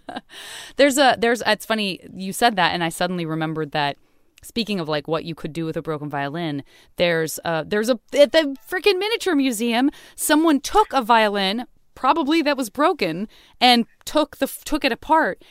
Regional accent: Tucson, Arizona, United States; being a kid in Tucson, also not exposed to any kind of skiing whatsoever or ice skating

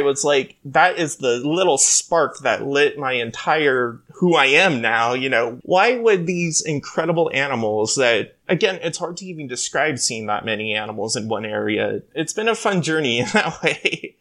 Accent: Hawaii, United States; now in California, United States; So, I grew up in Hawaii, actually, and so it was a natural part of just living on these islands

